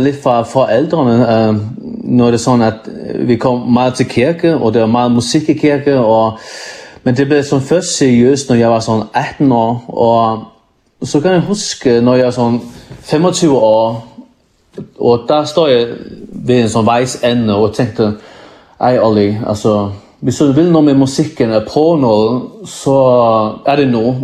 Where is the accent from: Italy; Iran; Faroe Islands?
Faroe Islands; also born or lived in Iceland; jeg er kommet fra Færne i en bygd, der hedder Kvandersund, Ja, her bor der kun er det 400-500 mennesker